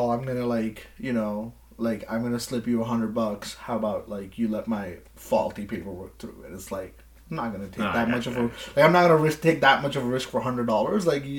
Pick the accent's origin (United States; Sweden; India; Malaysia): India; now in Scarborough, Canada; So I'm from, like, a smaller town in India, right?